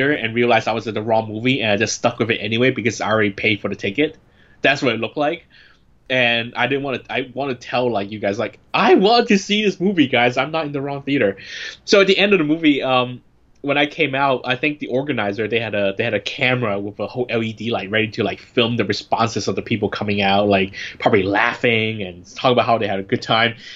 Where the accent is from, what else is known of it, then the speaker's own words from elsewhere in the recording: San Francisco, California, United States; When I was growing up in San Francisco